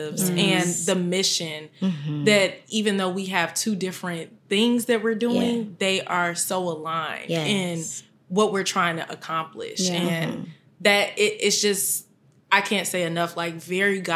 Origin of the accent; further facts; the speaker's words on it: Chicago, Illinois, United States; I grew up in Chicago, Chicago native.